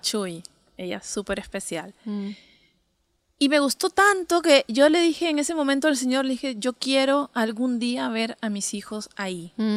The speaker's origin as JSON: {"language": "Spanish", "region": "Lima", "country": "Peru", "tie": "born or raised there", "said": "Soy de Lima, de Lima, Perú."}